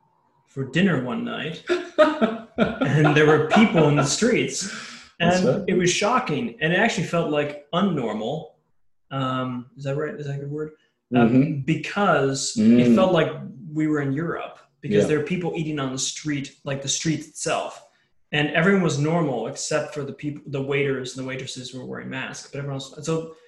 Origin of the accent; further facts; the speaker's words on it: United States; And I'm an American.